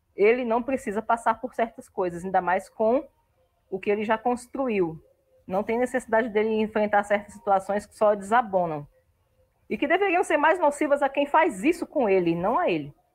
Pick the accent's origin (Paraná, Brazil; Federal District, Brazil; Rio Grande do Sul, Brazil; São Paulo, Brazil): Federal District, Brazil; Brasília; Brasília, a cidade que eu amo, a cidade onde eu nasci, eu sou filha desse chão vermelho com muito orgulho